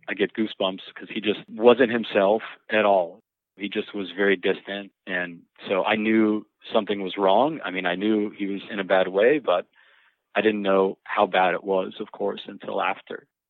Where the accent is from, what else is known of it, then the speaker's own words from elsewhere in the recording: Miami, Florida, United States; I grew up in Miami